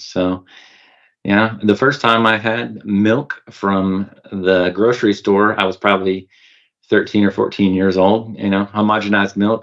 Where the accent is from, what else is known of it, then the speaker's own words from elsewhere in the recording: Northwest Arkansas, United States; I grew up in Northwest Arkansas on a poultry, dairy, and beef farm